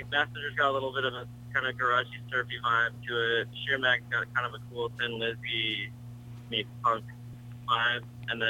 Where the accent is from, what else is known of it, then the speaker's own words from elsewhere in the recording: Phoenix, Arizona, United States; I grew up in the Phoenix, Arizona area, and there's near Arizona State University